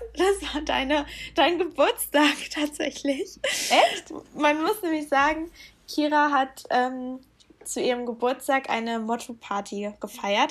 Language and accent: German; Lower Saxony, Germany; wir kommen ja aus Norddeutschland beide oder also Niedersachsen